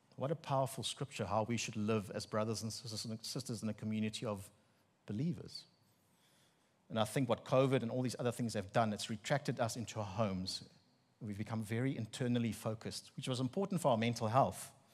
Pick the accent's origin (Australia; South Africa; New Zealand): South Africa; Bloemfontein, Free State; accent: Afrikaner; first language Afrikaans; English is a second language; now in KwaZulu-Natal, South Africa; And it's the middle of the Free State, um, legal capital of the country. And I grew up in Afrikaans household.